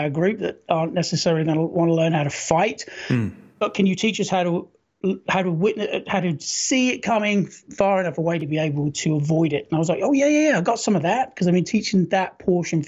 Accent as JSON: {"language": "English", "area": "Norfolk", "region": "East of England", "country": "United Kingdom", "also_born_or_lived": "London", "moved": "as an adult", "lives_now": "United States", "said": "I've been in the States since 96, but I served with a Royal Marine Commandos from 91 to 95. Before that, I lived in Norfolk in England"}